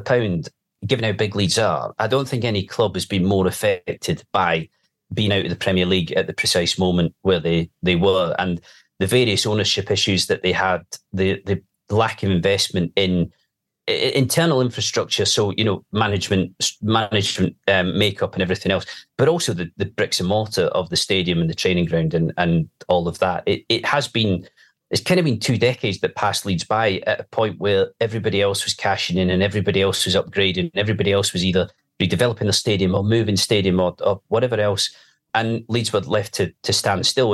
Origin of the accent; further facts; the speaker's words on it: Edinburgh, Scotland, United Kingdom; moved away; I grew up in Edinburgh